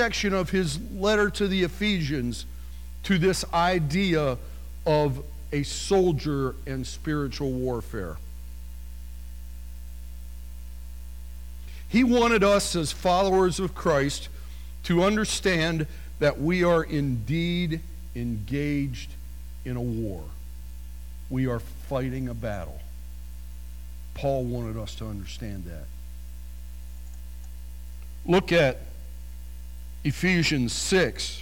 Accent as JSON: {"language": "English", "area": "near Harrisburg", "region": "Pennsylvania", "country": "United States", "tie": "born or raised there", "said": "I grew up near Harrisburg, Pennsylvania."}